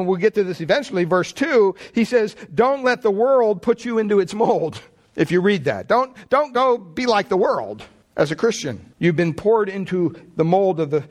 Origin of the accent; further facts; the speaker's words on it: Pennsylvania, United States; I grew up in Pennsylvania, big Catholic family